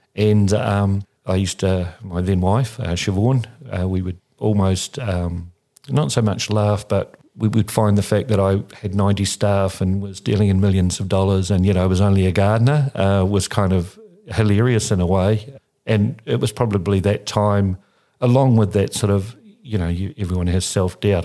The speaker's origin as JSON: {"language": "English", "town": "Christchurch", "region": "Canterbury", "country": "New Zealand", "tie": "born or raised there", "also_born_or_lived": "Australia", "said": "I'm a Cantabrian, born here in Christchurch, and lived here most of my life, other than in a time when I lived in Australia."}